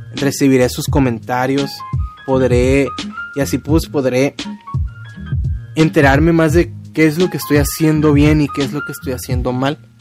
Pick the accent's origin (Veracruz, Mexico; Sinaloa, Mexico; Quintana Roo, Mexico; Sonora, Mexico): Sinaloa, Mexico; Culiacán; soy de Culiacán, Sinaloa